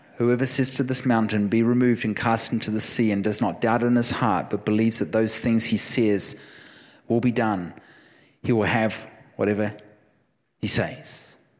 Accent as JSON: {"language": "English", "country": "New Zealand", "moved": "yes", "said": "I am a New Zealander. I will never surrender. I will never surrender my passport. I am a New Zealander through and through"}